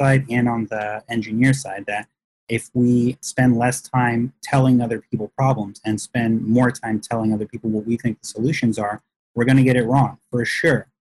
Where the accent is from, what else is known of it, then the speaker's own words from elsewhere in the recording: Texas, United States; I grew up in Texas